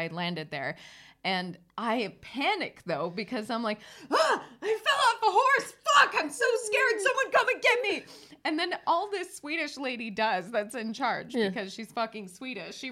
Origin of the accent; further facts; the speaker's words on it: United States; now in Stockholm, Sweden; I'm American